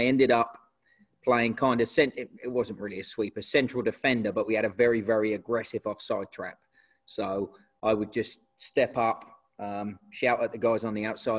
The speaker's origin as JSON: {"language": "English", "town": "Portsmouth", "region": "South East England", "country": "United Kingdom", "tie": "born or raised there", "moved": "as an adult", "lives_now": "United States", "said": "originally grew up in a place called Portsmouth on the south coast of England. I lived there until I was about 21 or 22"}